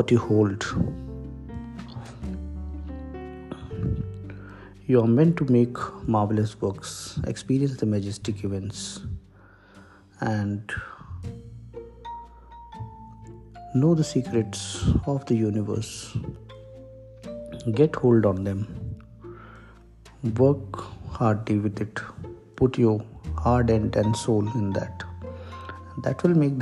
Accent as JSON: {"language": "English", "country": "India", "said": "I am an Indian"}